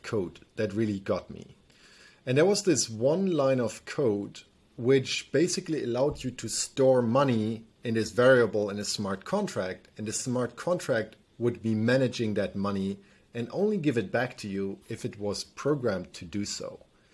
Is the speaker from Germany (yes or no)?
yes; Germany; me growing up in Germany